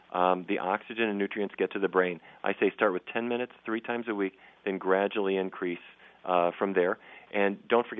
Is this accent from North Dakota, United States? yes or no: yes; Fargo, North Dakota, United States; I grew up in Fargo, North Dakota